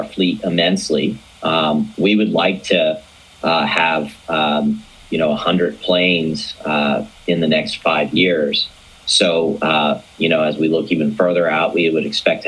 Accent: Atlanta, Georgia, United States; I'm originally from Atlanta

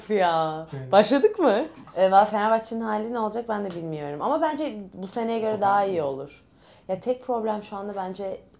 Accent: Istanbul, Turkey; born there; also born or lived in Italy; Yani ben şöyle İtalyan Lisesi'ne İstanbul doğumluyum. E, doktor bir ailenin kızıyım.

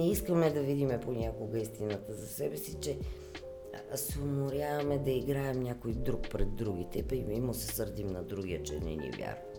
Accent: Blagoevgrad, Blagoevgrad Province, Bulgaria; И там, където съм родена в Благоевград, има имаше беженската махала. Е, като деца се в Благоевград е много топло.

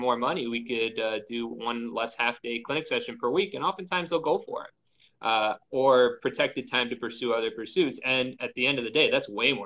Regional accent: New York City, New York, United States; I grew up in Queens

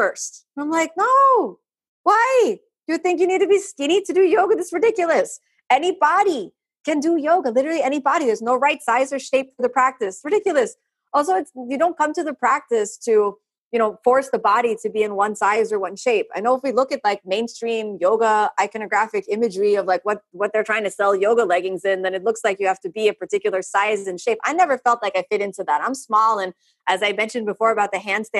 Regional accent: Florida, United States; first language English; me as a native English speaker growing up in Florida

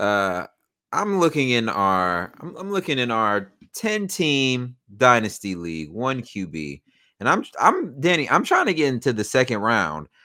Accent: United States; accent: country

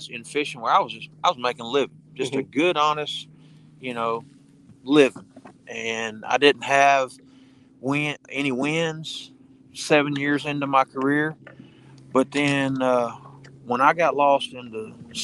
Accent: United States; I grew up on the Mississippi River

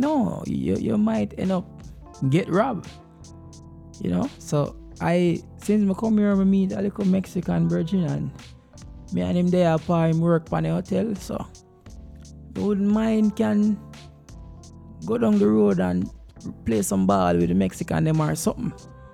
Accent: Jamaica; now in United States

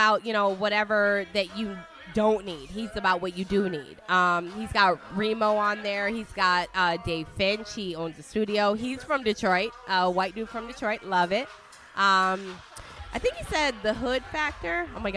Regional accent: Italy; I'm from Italy

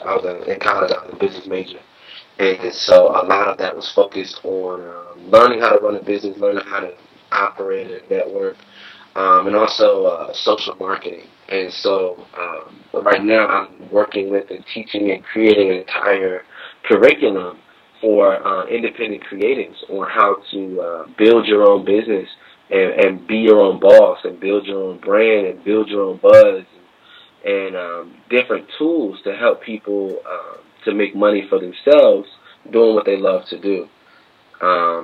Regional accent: West Virginia, United States; moved away as an adult; now in Washington, D.C., United States; Growing up in West Virginia, you kind of don't have any black teachers

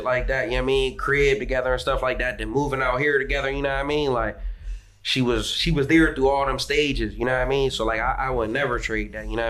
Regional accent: Sharon, Pennsylvania, United States; I'm from Sharon, Pennsylvania. It's like

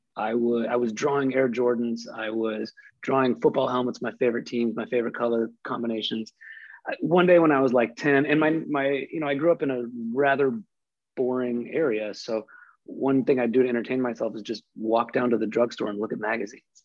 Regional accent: Midwest, United States; as someone growing up in the Midwest

